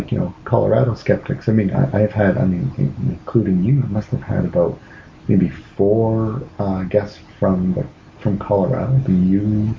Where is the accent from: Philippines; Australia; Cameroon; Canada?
Canada; moved away; also born or lived in Seattle; I like to think that Canadians, or me and all the Canadians I know, that we sound like American TV movie, like that American TV movie accent. But I did find living in Seattle